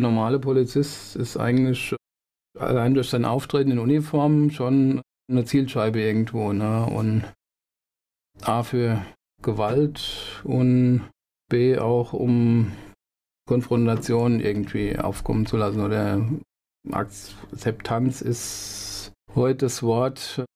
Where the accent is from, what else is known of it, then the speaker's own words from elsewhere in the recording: Wiesbaden, Hesse, Germany; also born or lived in Mainz-Mombach, Mainz (born); Groß geworden bin ich im Mainz-Kostheim